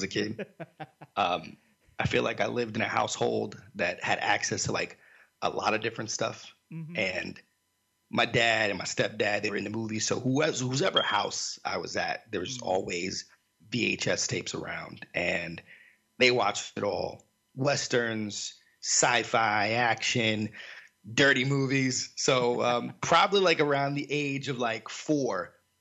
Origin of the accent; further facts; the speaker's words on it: South Florida, United States; where I grew up in South Florida